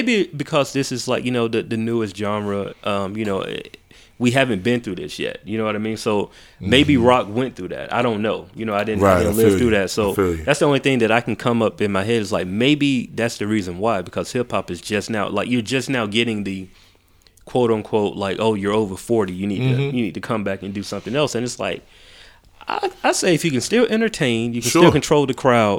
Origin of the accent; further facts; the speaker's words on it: the South, United States; Like, I mean, I'm 30. You know what I mean? And so I grew up in the South.